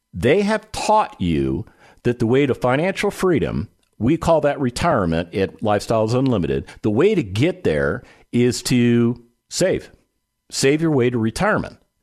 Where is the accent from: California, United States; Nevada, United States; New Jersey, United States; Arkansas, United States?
Nevada, United States; Las Vegas; my hometown of Las Vegas, Nevada